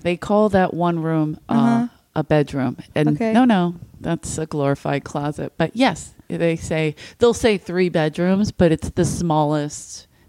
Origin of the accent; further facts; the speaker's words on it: Philadelphia, Pennsylvania, United States; moved away; I grew up in South Philly.